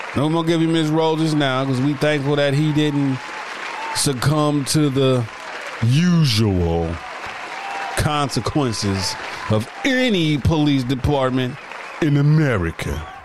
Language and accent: English; Dayton, Ohio, United States; on the side of that street on West Grand Avenue in Dayton, Ohio, my hometown